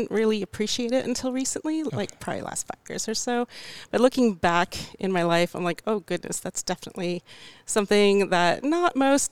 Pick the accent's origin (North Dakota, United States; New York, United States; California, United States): California, United States; Clovis; I'm from Clovis, California